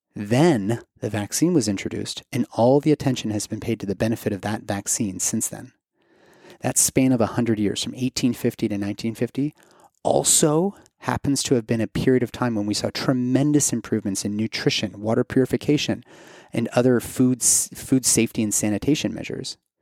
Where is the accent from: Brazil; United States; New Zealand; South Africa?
United States; Kentucky; moved away; my home state of Kentucky